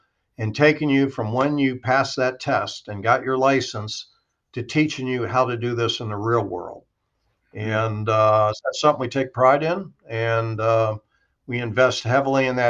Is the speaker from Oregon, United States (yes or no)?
no; Maryland, United States; now in Naples, United States; I'm originally from Maryland